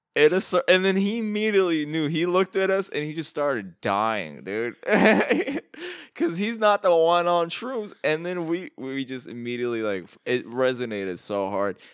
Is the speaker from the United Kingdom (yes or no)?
no; Iraq; moved away; I'm from Iraq